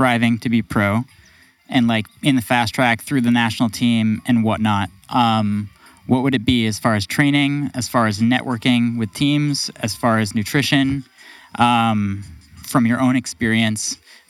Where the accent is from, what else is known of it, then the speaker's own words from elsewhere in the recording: Truro, Massachusetts, United States; I grew up in Truro, which is a town right next to Wellfleet